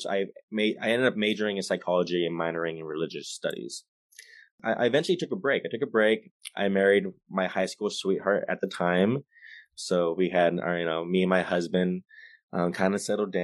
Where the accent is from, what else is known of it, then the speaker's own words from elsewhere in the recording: Stockton, California, United States; also born or lived in Santa Barbara, California; born and raised in Stockton, California, grew up in private Catholic school